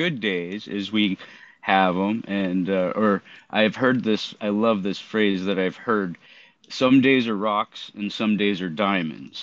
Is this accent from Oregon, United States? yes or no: yes; Portland, Oregon, United States; also born or lived in Southeast Alaska; now in Alaska, United States; I'm currently living in Southeast Alaska, and I grew up in Oregon, Southeast Portland, to be specific